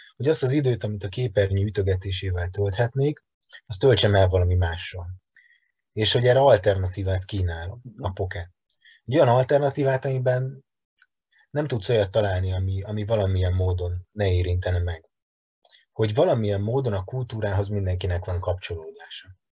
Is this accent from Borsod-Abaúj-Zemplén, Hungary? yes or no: no; Veszprém, Veszprém County, Hungary; moved away as an adult; now in Budapest, Hungary; Egyébként Veszprémi vagyok, Budapestre hat éve költöztem, de abszolút két laki életmódot élek